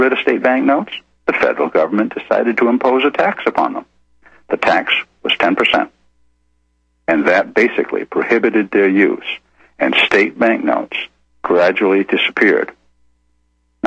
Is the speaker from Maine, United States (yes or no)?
yes; Maine, United States; I, being from the state of Maine